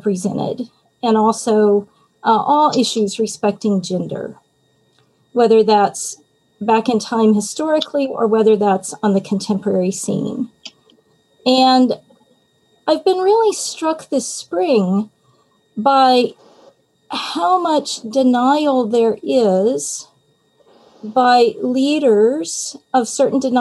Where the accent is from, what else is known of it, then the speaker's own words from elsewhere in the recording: Texas, United States; I'm also from Texas, so, you know, Southern Baptist heritage, Texas